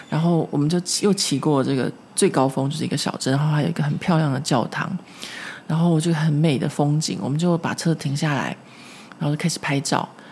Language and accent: Chinese; Taipei, Taiwan; now in Paris, France; 因为我住在松烟这边，松烟这边就有很多的树。 所以我从小在这边长大